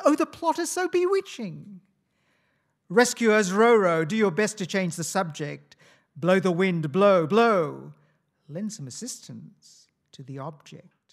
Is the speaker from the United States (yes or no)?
no; India; moved away; I come from India